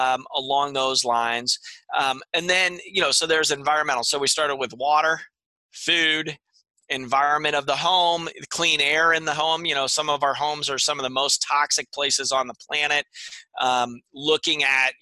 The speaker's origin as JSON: {"language": "English", "region": "Pennsylvania", "country": "United States", "moved": "yes", "said": "I'm originally from Pennsylvania"}